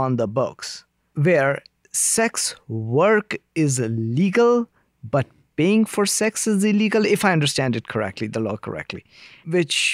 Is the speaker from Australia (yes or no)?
no; India; now in Canada; I come from India